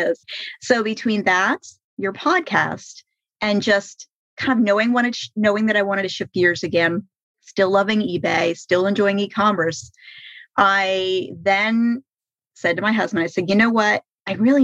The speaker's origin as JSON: {"language": "English", "town": "Jacksonville", "region": "Florida", "country": "United States", "moved": "yes", "lives_now": "Key West, United States", "said": "I'm from Jacksonville, which is in the Northeast Coast, and that's where my parents are"}